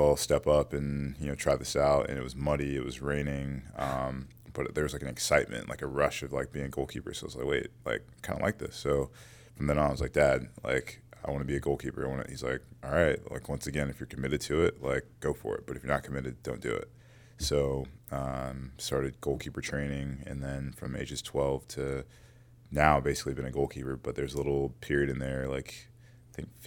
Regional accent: outside Atlanta, Georgia, United States; moved away; also born or lived in Stone Mountain; born and raised in Georgia, 45 or so minutes outside of the city of Atlanta.

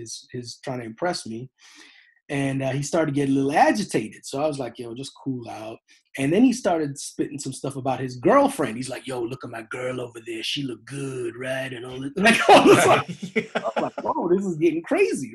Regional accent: Edmonton, Alberta, Canada; I grew up in Edmonton, Alberta, Canada

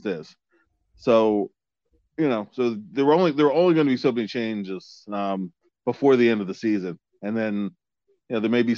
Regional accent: Philadelphia, Pennsylvania, United States; I'm from Philly

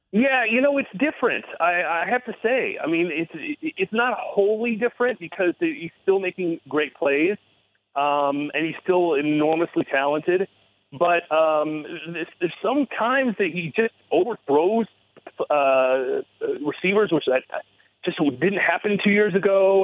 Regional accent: Ann Arbor, Michigan, United States; moved away as an adult; I was born at Michigan Hospital, and I was r- r- born and raised in Ann Arbor

